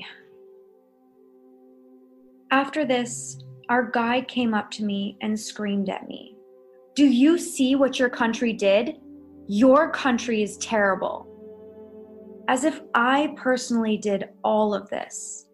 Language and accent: English; Los Angeles, California, United States; I'm from Los Angeles, California